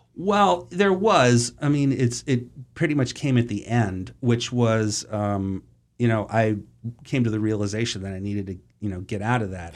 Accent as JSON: {"language": "English", "town": "Boston", "region": "Massachusetts", "country": "United States", "tie": "born or raised there", "said": "I grew up in Boston, or the suburbs of Boston"}